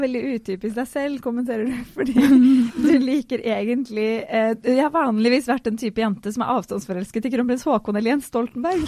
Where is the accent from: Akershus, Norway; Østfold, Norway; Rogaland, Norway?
Østfold, Norway; Fredrikstad; moved away; jeg er jo fra Fredrikstad